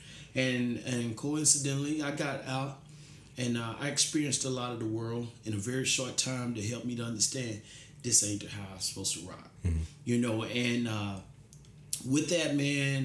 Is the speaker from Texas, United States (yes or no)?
yes; McKinney, Texas, United States; from McKinney, Texas. Graduated from McKinney High School